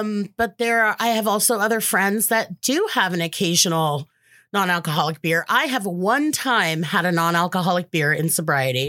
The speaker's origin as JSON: {"language": "English", "town": "Los Angeles", "region": "California", "country": "United States", "tie": "born or raised there", "said": "Born and raised in the San Fernando Valley, where Valley Girls come from"}